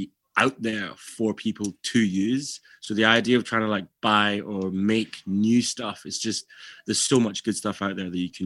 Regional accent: Glasgow, Scotland, United Kingdom; growing up in Glasgow is like, yeah, you have to have a slight thick skin.

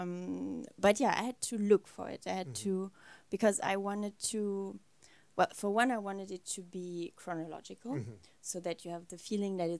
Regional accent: France; also born or lived in Germany; I was born in Germany, but raised a lot in France

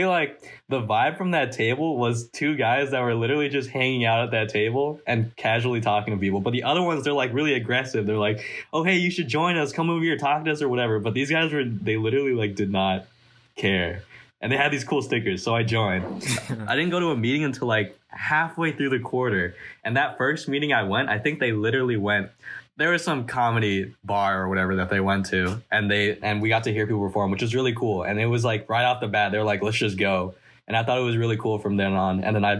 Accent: San Jose, California, United States; I'm the treasurer of the club, and I'm a senior, and I'm from San Jose.

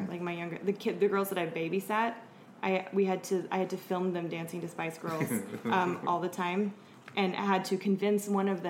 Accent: Arkansas, United States; moved away; also born or lived in Columbia, Missouri; I grew up in Arkansas

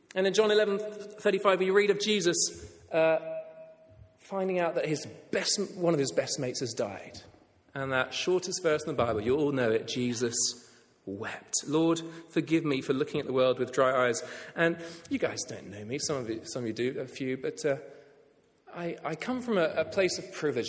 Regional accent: England, United Kingdom; I'll speak as an Englishman

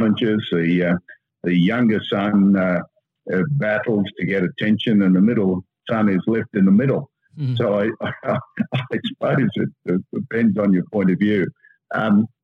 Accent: Sydney, New South Wales, Australia; the first son. I had two younger brothers, and I was brought up in Cremorne and Seaforth and then Mossman

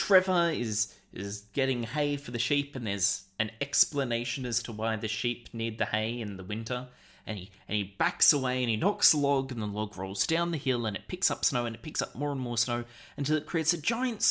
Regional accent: Australia; we're Australian

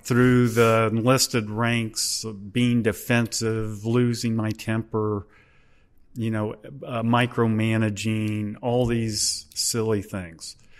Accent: Hamilton, Ohio, United States; I was born in Hamilton, Ohio. in June of nineteen fifty-nine

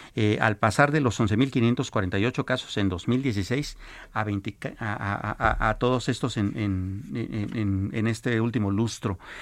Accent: Mexico; como mexicanos

